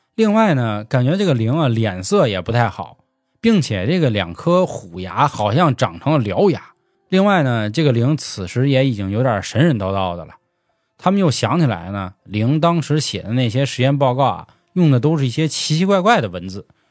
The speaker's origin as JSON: {"language": "Chinese", "region": "Beijing", "country": "China", "accent": "Beijing", "said": "我们是北京的主播"}